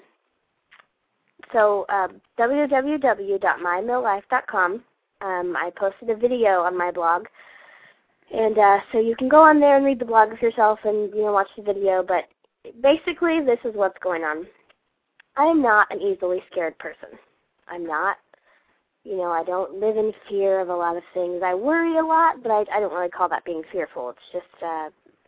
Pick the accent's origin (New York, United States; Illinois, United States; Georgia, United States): Georgia, United States; I grew up in Georgia, and Georgia is full of bugs, all kinds of bugs